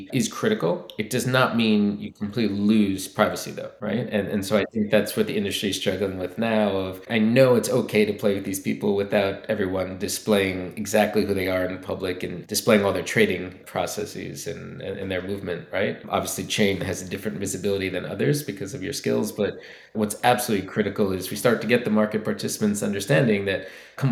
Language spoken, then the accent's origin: English; United States; As an American citizen